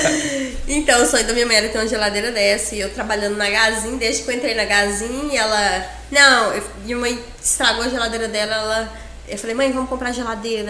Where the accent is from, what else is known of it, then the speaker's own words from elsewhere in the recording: Confresa, Mato Grosso, Brazil; also born or lived in Tailândia, Pará; eu cresci em Confresa, sempre em Confresa